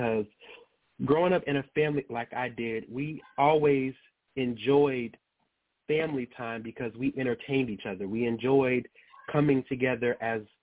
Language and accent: English; Baton Rouge, Louisiana, United States; also born or lived in Las Vegas, Nevada; now in Atlanta, United States; I actually was born and raised primarily in Louisiana, in Baton Rouge